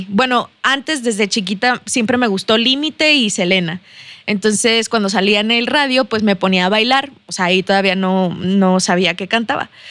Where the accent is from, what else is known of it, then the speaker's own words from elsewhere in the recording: Saltillo, Coahuila, Mexico; accent: chilango; si soy de aquí, Sí, soy de aquí de Saltillo, discúlpenme por el acento chilango.